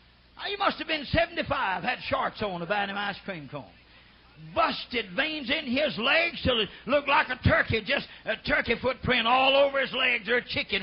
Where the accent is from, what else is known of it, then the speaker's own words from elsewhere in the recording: Oklahoma, United States; I come from Oklahoma.